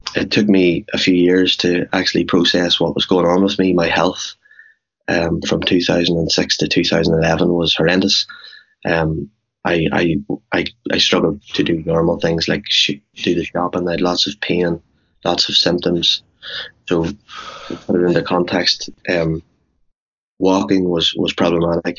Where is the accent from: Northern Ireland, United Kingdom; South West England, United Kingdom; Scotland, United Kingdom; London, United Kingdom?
Northern Ireland, United Kingdom; Cookstown; moved away as an adult; also born or lived in New York; born and bred in Cookstown.